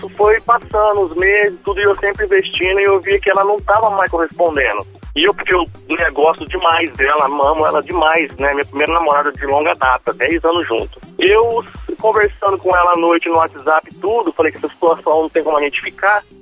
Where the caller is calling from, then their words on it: Catanduva, São Paulo, Brazil; Eu falo de Catanduva, São Paulo.